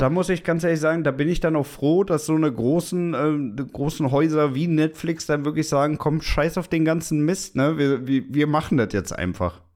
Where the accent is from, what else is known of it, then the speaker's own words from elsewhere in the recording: Germany; wir als Deutsche